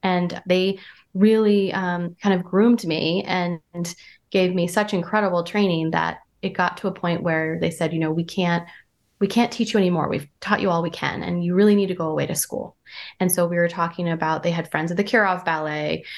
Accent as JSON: {"language": "English", "region": "Vermont", "country": "United States", "also_born_or_lived": "Santa Barbara, California / New York / San Francisco", "moved": "as an adult", "said": "I'm from Vermont. I'm from a small town in Vermont where there's just now cell phone."}